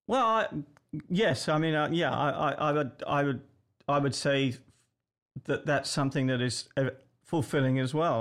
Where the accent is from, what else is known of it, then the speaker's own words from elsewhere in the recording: England, United Kingdom; moved away; I'm English